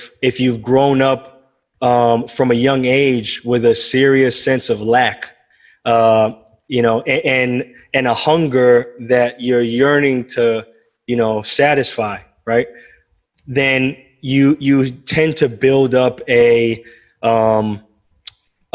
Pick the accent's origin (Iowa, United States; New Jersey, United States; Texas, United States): New Jersey, United States; Bergen County; moved away; I'm from New Jersey, North Jersey, Bergen County. Grew up in a couple of towns, Dumont and Bergenfield